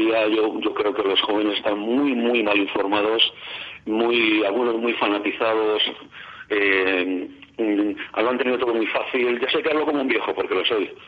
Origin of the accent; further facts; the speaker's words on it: Madrid, Community of Madrid, Spain; yo nací en el año 50 y a los barrios periféricos de Madrid, donde yo nací, que fue en el barrio de Ventas